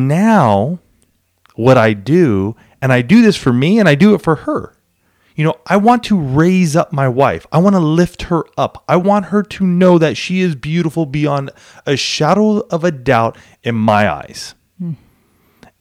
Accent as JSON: {"language": "English", "region": "Southern California", "country": "United States", "tie": "born or raised there", "said": "I grew up in Southern California. I mean, I live in San Diego"}